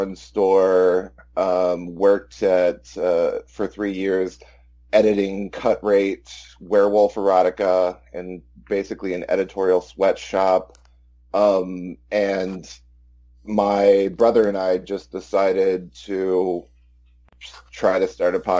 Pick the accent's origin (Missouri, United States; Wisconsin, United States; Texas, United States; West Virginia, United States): Texas, United States; Austin; I'm white trash from Central Texas, Austin, Texas